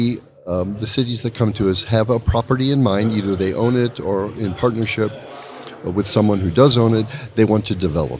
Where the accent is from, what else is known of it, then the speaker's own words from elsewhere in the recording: Chicago, Illinois, United States; I'm from Chicago